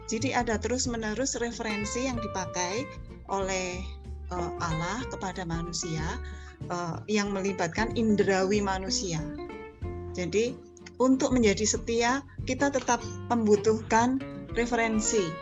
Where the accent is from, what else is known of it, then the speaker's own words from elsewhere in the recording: Java, Indonesia; kita orang Jawa bilang bekah pekuh gitu ya nggak tahu apa artinya tapi ya tetap dibaca